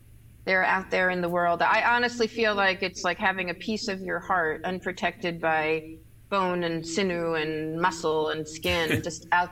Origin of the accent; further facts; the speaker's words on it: New York City, New York, United States; I grew up in New York City